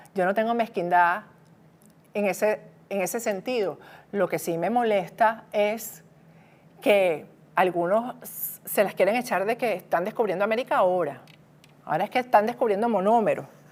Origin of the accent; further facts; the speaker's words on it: Venezuela; moved away; como venezolana, periodista, exiliada, perseguida por el régimen de Maduro